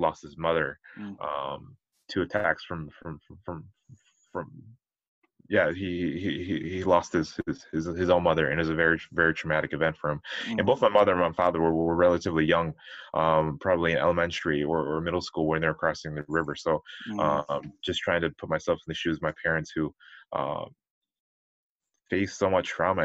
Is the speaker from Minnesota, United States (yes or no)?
yes; Minneapolis, Minnesota, United States; I was born and raised in the Twin Cities, Minnesota